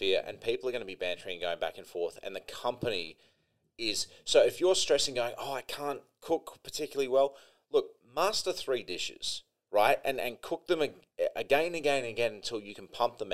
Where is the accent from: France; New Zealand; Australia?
Australia; I'm Australian